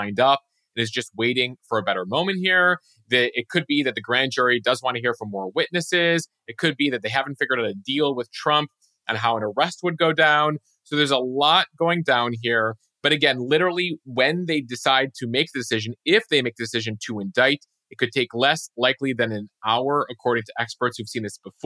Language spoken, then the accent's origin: English; outside Chicago, Lake County, Illinois, United States; Growing up outside Chicago, we had tornado drills from a very young age